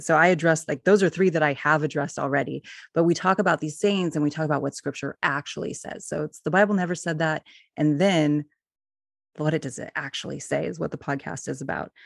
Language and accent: English; California, United States; moved away as an adult; also born or lived in Ohio; now in Oregon, United States; I grew up in California